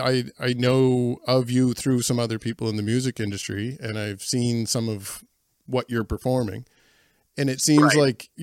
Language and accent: English; New Glasgow, Nova Scotia, Canada; I'm born and raised in New Glasgow and I'm in the Glasgow right now.